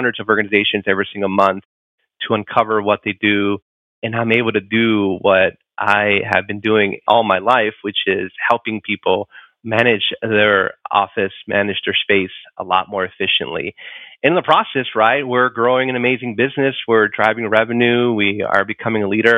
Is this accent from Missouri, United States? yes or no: no; Chicago, Illinois, United States; I grew up in Chicago, inner city Chicago